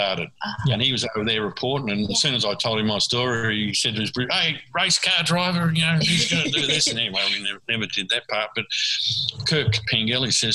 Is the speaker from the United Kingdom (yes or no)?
no; Australia